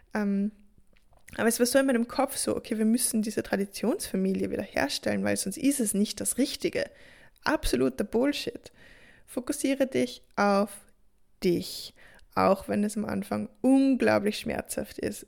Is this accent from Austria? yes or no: yes; Austria; bei uns in Österreich